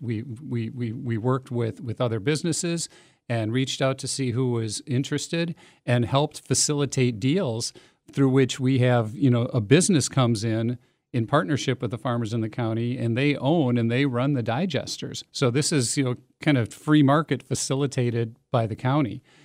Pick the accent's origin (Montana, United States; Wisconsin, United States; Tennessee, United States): Wisconsin, United States; Middleton; I grew up in Middleton